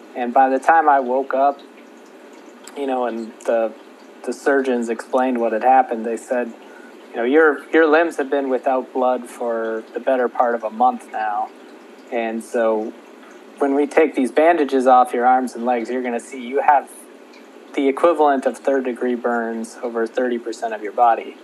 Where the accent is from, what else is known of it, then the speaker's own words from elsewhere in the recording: Minnesota, United States; moved away as an adult; also born or lived in Kansas; I grew up in Minnesota and then I went to the University of Kansas for college